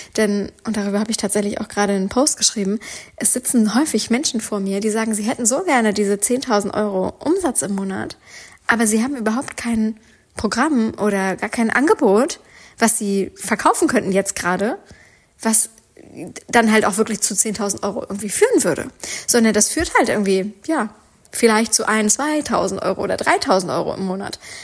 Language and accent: German; Northern Germany, Germany; wie man hier bei uns im Norden sagt